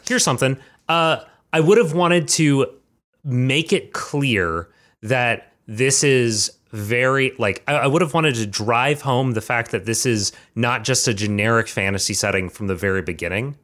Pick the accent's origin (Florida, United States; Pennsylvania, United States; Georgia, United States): Georgia, United States; Georgia, drawing on my, my native state, my, my hometown